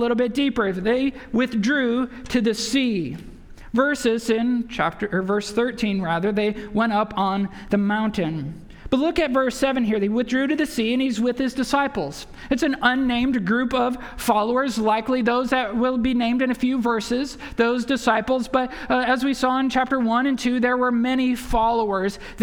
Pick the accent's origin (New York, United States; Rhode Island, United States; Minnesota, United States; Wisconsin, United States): Wisconsin, United States; now in San Antonio, United States; I'm from Wisconsin, so as a Bucks fan